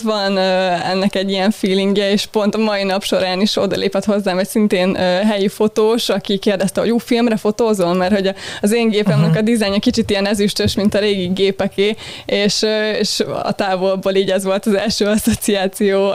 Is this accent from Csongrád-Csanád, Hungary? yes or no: no; Balatonalmádi, Veszprém County, Hungary; moved away as an adult; now in Budapest, Hungary; Budapesten születtem, de Budapesten. alapvetően Veszprémi voltam így óvodáskoromig, és utána költöztünk át Almádiból, amikor az általános iskolát kezdtem